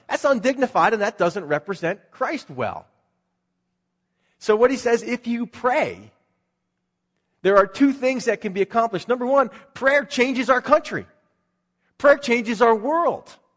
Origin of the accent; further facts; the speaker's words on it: Philadelphia, Pennsylvania, United States; moved away; That's where I grew up in Philadelphia